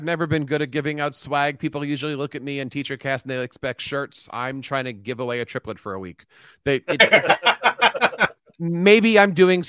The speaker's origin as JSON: {"language": "English", "town": "Philadelphia", "region": "Pennsylvania", "country": "United States", "tie": "born or raised there", "said": "Philly's my hometown."}